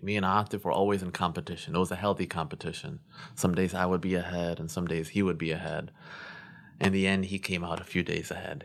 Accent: Glendale Heights, Illinois, United States; also born or lived in North Aurora, Illinois; I was born in Glendale Heights, better known as Ghetto Heights

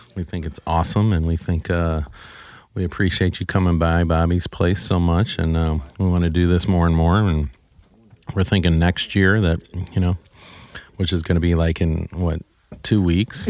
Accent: Saint Charles, Missouri, United States; I grew up in Saint Charles, so I know all about Saint Charles

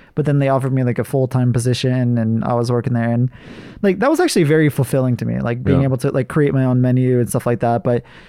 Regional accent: Hawaii, United States; And then after I graduated from cooking school, I went back to Hawaii and I worked at two different restaurants. One was like my favorite restaurant when I was like a kid

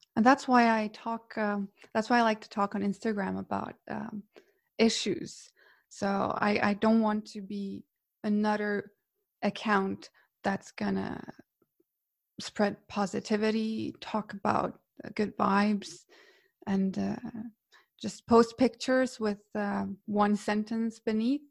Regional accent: Split, Split-Dalmatia County, Croatia; moved away as an adult; now in Norway; I'm from Croatia, from Split originally, and I moved to Norway to study

